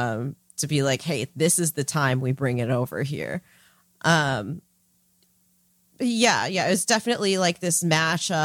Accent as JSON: {"language": "English", "country": "United States", "tie": "born or raised there", "said": "growing up in the States"}